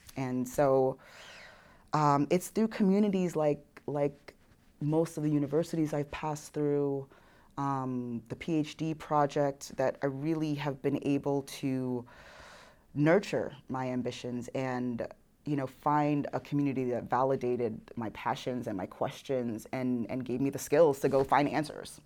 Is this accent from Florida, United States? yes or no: no; New York City, New York, United States; accent: New York; moved away as an adult; also born or lived in Houston, Texas; now in Oklahoma, United States; I grew up in New York City, at the time, most diverse county in America